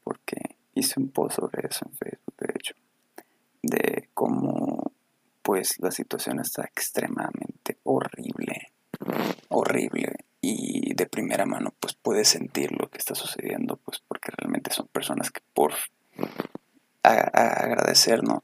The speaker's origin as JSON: {"language": "Spanish", "town": "Ciudad Obregón", "region": "Sonora", "country": "Mexico", "said": "somos de Sonora, para si alguien nos escucha en otro lado. Sonora, Ciudad de Obregón"}